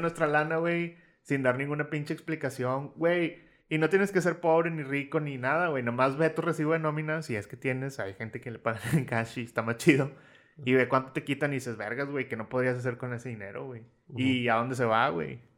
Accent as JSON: {"language": "Spanish", "country": "Mexico", "said": "somos mexicanos"}